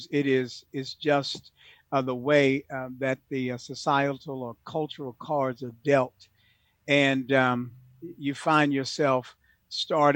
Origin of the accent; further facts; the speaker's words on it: Houston, Texas, United States; I'm a product of that in Houston, Texas. I grew up in the Third Ward, Cashmere Garden, Sunnyside, all of the hoods